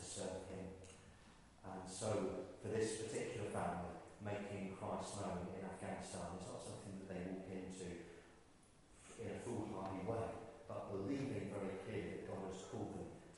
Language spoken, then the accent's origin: English; Ireland; I grew up in Ireland, I used to fish as a boy